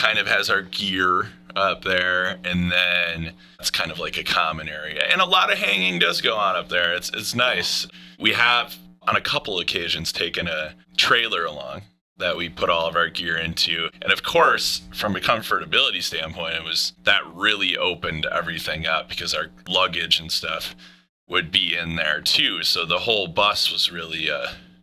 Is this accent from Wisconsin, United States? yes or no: yes; Wisconsin, United States; We're from Wisconsin